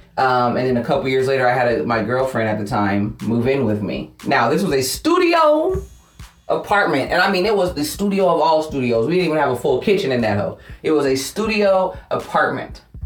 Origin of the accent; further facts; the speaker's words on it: Fairfield, California, United States; I was born and raised in Fairfield, California. It's a suburb of the Bay Area